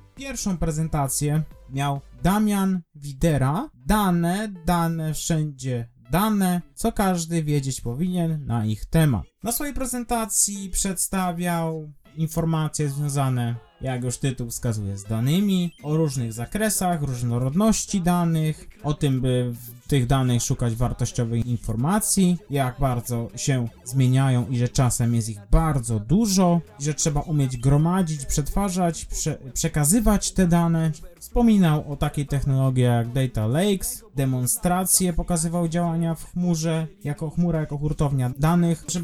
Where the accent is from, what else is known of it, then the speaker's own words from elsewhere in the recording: eastern Poland, Poland; jestem ze wschodu